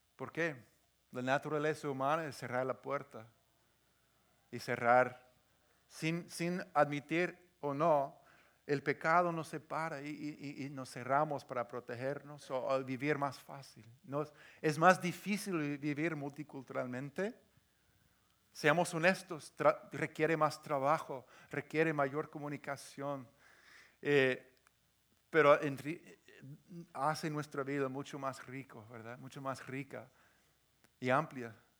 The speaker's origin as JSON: {"language": "Spanish", "area": "the Northwest", "region": "Pacific Northwest", "country": "United States", "tie": "born or raised there", "said": "yo crecí aquí en, en el Northwest, esa gente tan cerrada"}